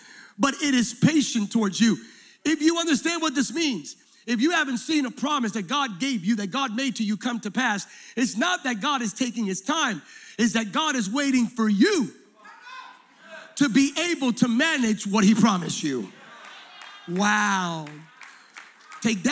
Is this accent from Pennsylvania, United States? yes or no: yes; Pennsylvania, United States; moved away; I'm originally from Pennsylvania